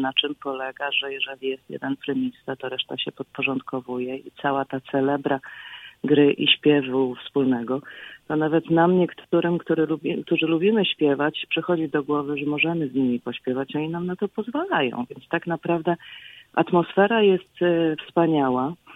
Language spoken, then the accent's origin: Polish; Bogoria, Świętokrzyskie Voivodeship, Poland; now in United States; pochodzę z Bogori w Świętokrzyskich Górach